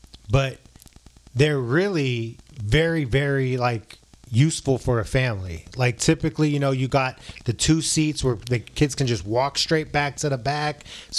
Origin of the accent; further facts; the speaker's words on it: San Francisco, California, United States; now in Arizona, United States; I came from San Francisco.